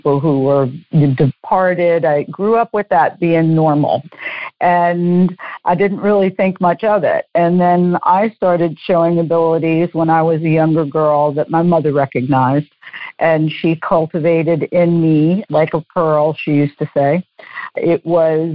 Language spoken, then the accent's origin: English; New Orleans, Louisiana, United States; I'm from New Orleans